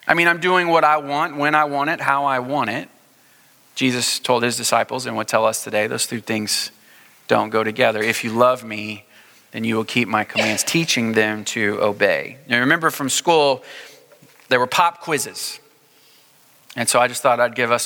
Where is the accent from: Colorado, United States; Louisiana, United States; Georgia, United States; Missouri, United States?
Missouri, United States; Springfield; now in Houston, United States; I grew up in Springfield, Missouri